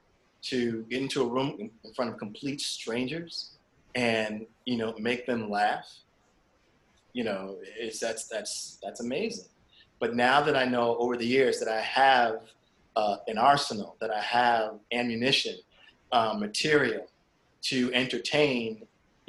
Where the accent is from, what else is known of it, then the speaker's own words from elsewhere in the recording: Springfield, Massachusetts, United States; I grew up in Springfield, Massachusetts